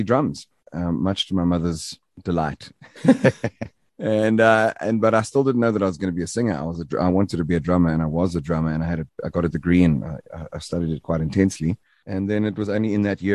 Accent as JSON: {"language": "English", "town": "Durban", "region": "KwaZulu-Natal", "country": "South Africa", "said": "I was from the Bluff, and our slogan is rough and tough, and we smoke the stuff"}